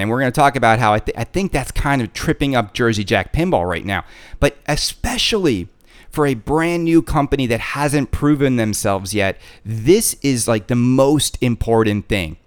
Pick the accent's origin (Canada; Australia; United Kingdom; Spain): Canada; I'm Canadian.